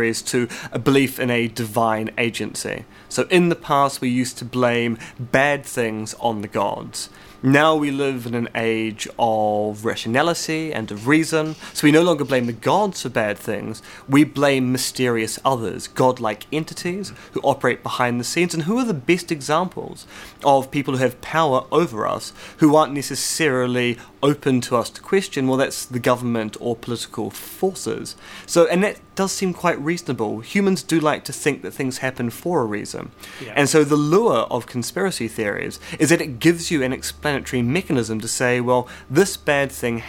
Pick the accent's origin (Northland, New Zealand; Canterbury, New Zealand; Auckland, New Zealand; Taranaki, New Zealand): Auckland, New Zealand; Devonport; I grew up in Devonport